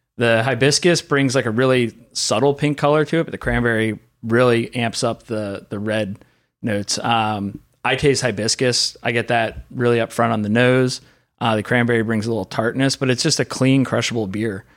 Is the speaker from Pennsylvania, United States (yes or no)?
yes; Pennsylvania, United States; I grew up in Pennsylvania, so Rolling Rock was our local beer